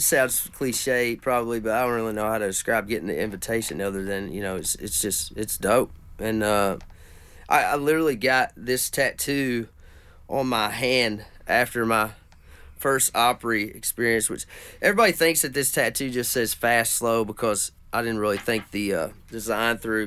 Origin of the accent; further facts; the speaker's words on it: Caneyville, Kentucky, United States; I'm from a little town called Caneyville, which is just right down the road from there